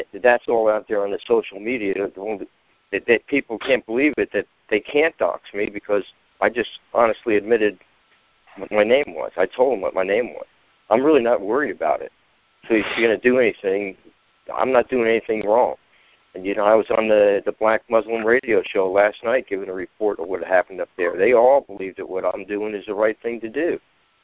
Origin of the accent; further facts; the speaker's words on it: Essex County, New Jersey, United States; moved away; I came from Essex County